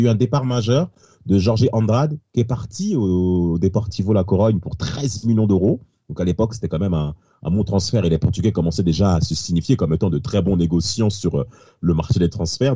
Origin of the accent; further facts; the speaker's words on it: France; Nous sommes français